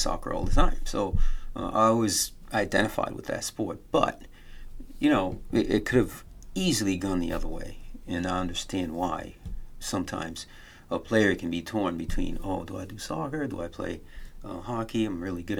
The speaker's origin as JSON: {"language": "English", "country": "United States", "tie": "born or raised there", "said": "I grew up here in America"}